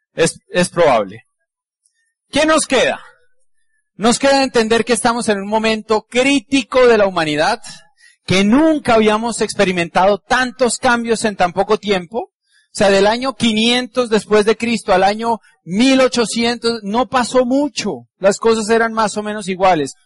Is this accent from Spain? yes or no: no; Colombia; Como somos colombianos